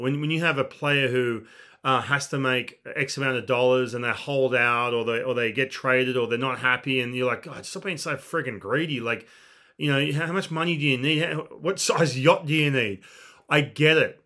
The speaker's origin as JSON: {"language": "English", "country": "Australia", "said": "I do come from a non-baseball country"}